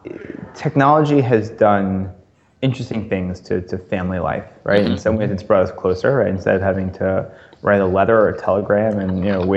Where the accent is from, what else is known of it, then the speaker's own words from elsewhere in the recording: New York, United States; now in Philadelphia, United States; I grew up in New York. I'm close with my parents. I live now in Philadelphia